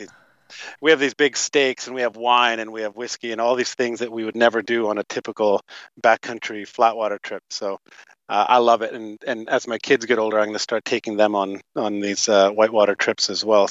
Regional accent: Toronto, Ontario, Canada; moved away as an adult; also born or lived in Fernie, British Columbia; grew up in Toronto, Canada, Toronto, Ontario, Canada.

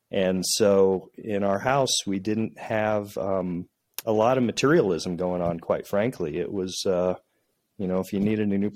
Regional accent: central Illinois, United States; moved away; The way I was raised in a small town in central Illinois

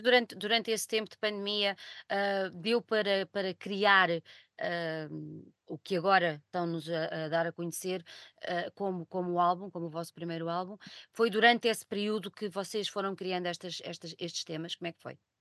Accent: Portugal; Eu sou portuguesa, não sou inglesa

